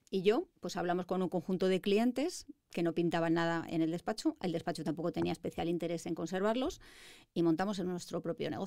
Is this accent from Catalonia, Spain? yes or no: no; Madrid, Community of Madrid, Spain; Yo soy de Madrid.